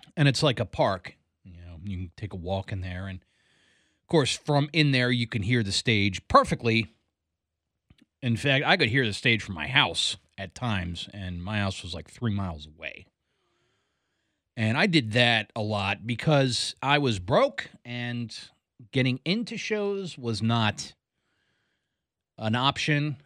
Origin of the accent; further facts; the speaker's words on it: Columbia, Maryland, United States; moved away as an adult; now in Greencastle, Pennsylvania, United States; I grew up in Columbia, Maryland. I lived there from the age of nine until the age of twenty-three.